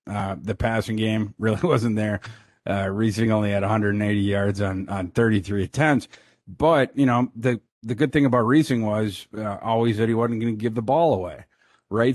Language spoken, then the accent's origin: English; Brainerd, Minnesota, United States; moved away; also born or lived in Kansas; I'm from Brainerd, Minnesota